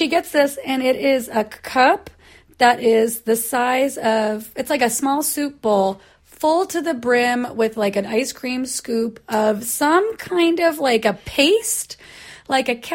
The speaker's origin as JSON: {"language": "English", "town": "Portland", "country": "United States", "moved": "yes", "said": "I come from Portland"}